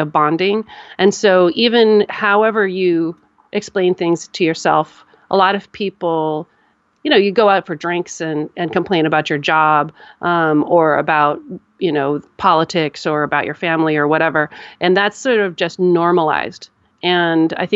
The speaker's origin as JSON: {"language": "English", "country": "United States", "said": "I'm an American and here we have a culture of complaining"}